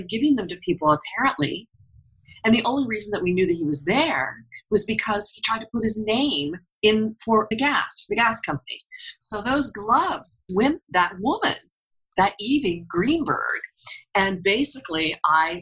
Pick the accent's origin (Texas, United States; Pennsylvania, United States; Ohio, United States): Pennsylvania, United States; I come from Pennsylvania, you know, and down here at the bottom is my hometown, out in the middle of nowhere and nothing